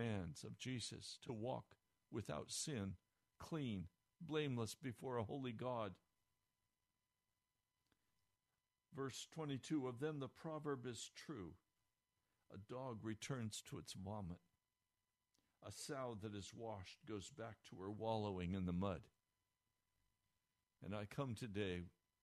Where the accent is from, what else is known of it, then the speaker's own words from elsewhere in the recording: Denver, Colorado, United States; I was born in Denver, Colorado